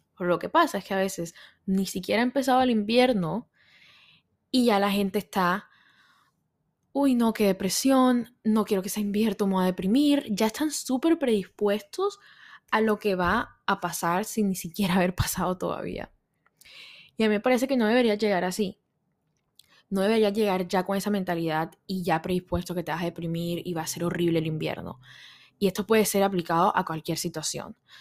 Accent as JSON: {"language": "Spanish", "country": "Colombia", "moved": "as an adult", "lives_now": "New York, United States", "said": "soy colombiana, pero vivo en Nueva York hace como cinco años"}